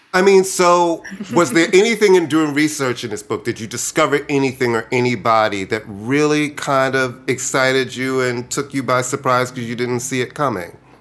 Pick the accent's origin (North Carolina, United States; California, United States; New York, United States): New York, United States; New York City; also born or lived in Brooklyn, New York; I grew up in Queens. That you know, I, I, was raised partially in Brooklyn, and we moved to Queens when I was in uh, first grade to Queens